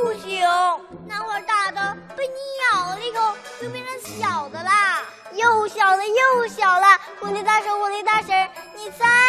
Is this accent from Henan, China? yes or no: no; Changchun, Jilin, China; 我们俩是一对可爱的双胞胎姐妹。我们来自吉林省长春市，今年六岁啦。